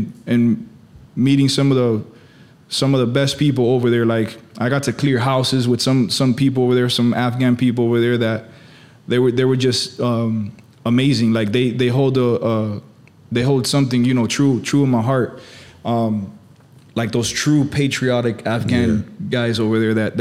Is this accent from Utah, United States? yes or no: no; Miami, Florida, United States; also born or lived in Hialeah; I'm here born and raised in Miami. I was born in Hialeah.